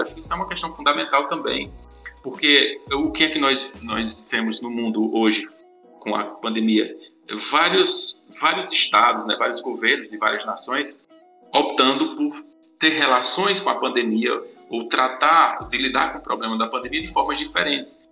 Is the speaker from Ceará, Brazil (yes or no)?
yes; Farias Brito, Ceará, Brazil; sou daqui do Cariri, de Farias Brito